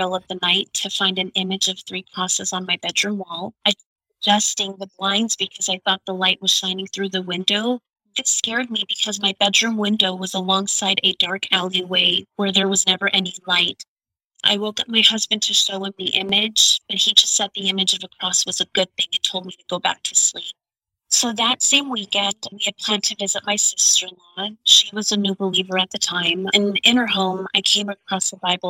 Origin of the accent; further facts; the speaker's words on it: New York, United States; English is a second language; also born or lived in Afghanistan; after arriving in New York, we slowly began to adapt to the Western culture